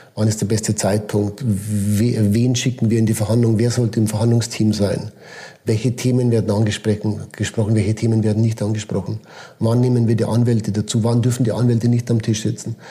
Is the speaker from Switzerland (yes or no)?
yes; Switzerland